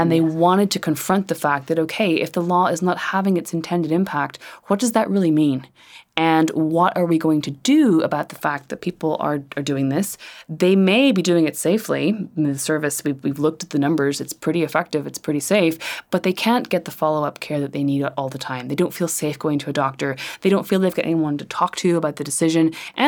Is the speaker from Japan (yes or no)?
no; Ireland; You know, when I was growing up in Ireland, no one could mention the word abortion.